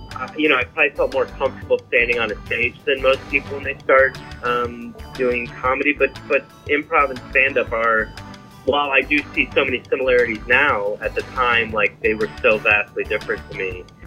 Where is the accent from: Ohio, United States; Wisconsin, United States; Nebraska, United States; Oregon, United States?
Wisconsin, United States; Milwaukee; moved away; I'm from Wisconsin originally